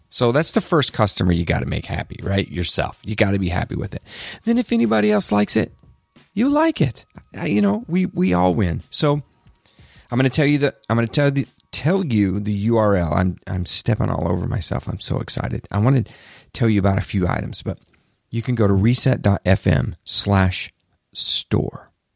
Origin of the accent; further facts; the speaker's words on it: the South, United States; I'm from the South, I can say y'all